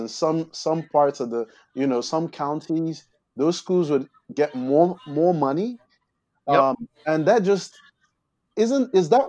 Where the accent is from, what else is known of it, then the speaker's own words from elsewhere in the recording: Nigeria; now in United States; So I'm a Nigerian American.